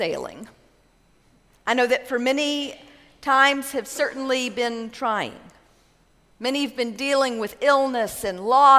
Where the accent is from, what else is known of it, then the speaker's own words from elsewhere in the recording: Texas, United States; Growing up in West Texas, we loved going to the lake in the summer.